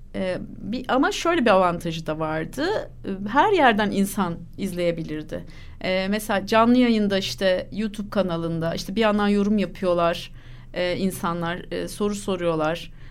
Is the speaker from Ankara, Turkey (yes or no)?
yes; Ankara, Turkey; Ben doğma büyüme Ankaralıyım